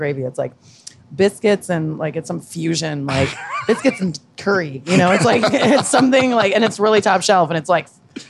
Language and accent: English; Chicago, Illinois, United States; moved away as an adult; now in San Diego, United States; No, I was born and raised in Chicago.